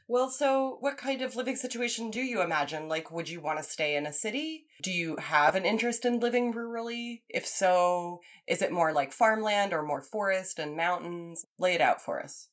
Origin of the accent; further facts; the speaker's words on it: Champaign, Illinois, United States; moved away; also born or lived in Lawrence, Kansas; I was born in Champaign, Urbana, Illinois. It's like a mid sized college town. So I was raised there and in Lawrence, Kansas, a similarly sized college town